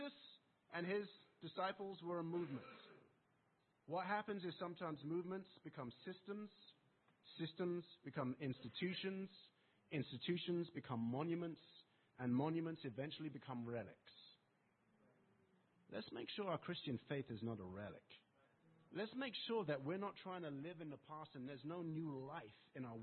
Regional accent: England, United Kingdom; accent: English; my English accent

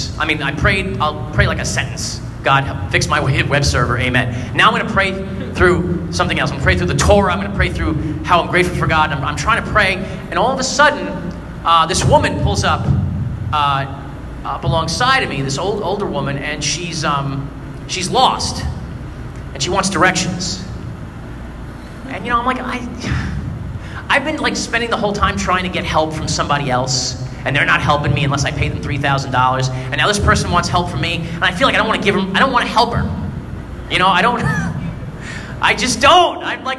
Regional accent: Brooklyn, New York, United States; I'm from Brooklyn. I don't know Staten Island very well.

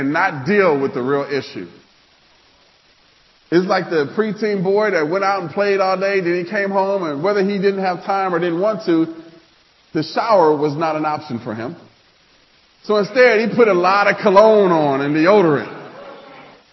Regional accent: Nebraska, United States; I'm from Nebraska.

